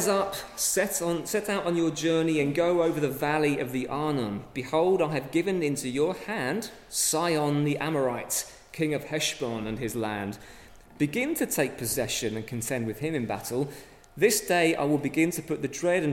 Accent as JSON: {"language": "English", "region": "England", "country": "United Kingdom", "said": "we come from England"}